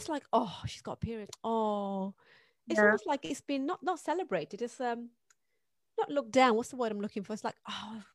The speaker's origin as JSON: {"language": "English", "country": "Pakistan", "tie": "born or raised there", "said": "I grew up in Pakistan."}